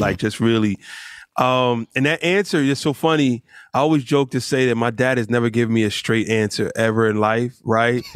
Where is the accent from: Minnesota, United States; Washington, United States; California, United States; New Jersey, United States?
New Jersey, United States; Rahway; also born or lived in Newark, New Jersey; I was born in Newark, but I was raised in Rahway